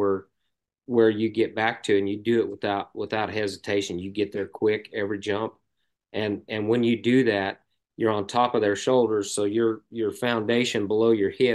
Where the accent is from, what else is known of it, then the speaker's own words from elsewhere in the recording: Arizona, United States; moved away; also born or lived in Lampasas, Texas; I grew up in Arizona